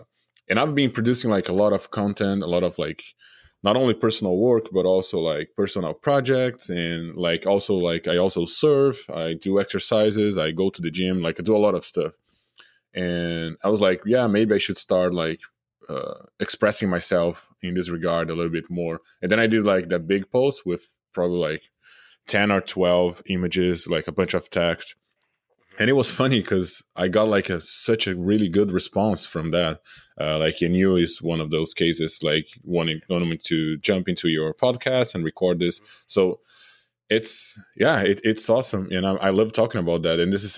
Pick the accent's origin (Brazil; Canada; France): Brazil; English is a second language; moved away as an adult; now in United States; I'm originally from Brazil, so I moved to the U.S. 5 years ago to work at Naughty Dog. They relocated me and my wife.